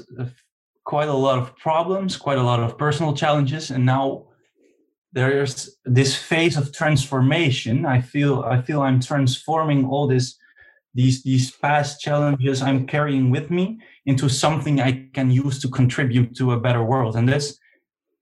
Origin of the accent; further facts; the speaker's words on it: Netherlands; I'm from Holland and I'm 23 years old